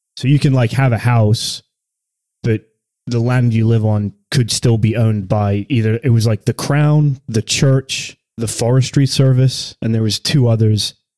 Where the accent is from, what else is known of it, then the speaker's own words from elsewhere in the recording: the north of England, United Kingdom; now in United States; I'm not from Scotland, obviously, from the north of England